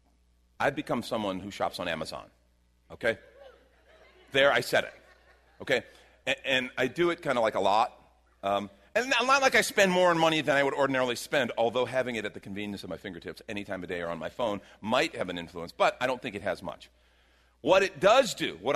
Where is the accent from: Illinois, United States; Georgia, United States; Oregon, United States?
Illinois, United States; Chicago; moved away; I grew up in Chicago.